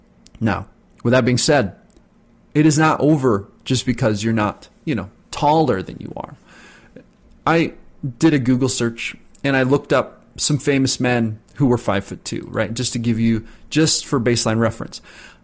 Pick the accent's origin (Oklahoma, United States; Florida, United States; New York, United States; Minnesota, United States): New York, United States; New York City; They don't know I grew up in the Bronx, had to feed myself as a child while my father was away working